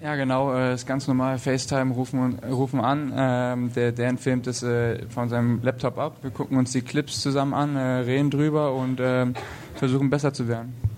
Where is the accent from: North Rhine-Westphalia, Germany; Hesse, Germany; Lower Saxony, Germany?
Lower Saxony, Germany; Lüneburg; also born or lived in Berlin; now in Nuremberg, Germany; in Lüneburg, wo ich herkomme